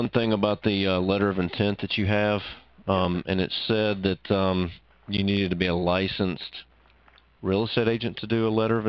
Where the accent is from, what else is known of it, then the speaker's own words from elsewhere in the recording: Birmingham, Alabama, United States; Birmingham, Alabama.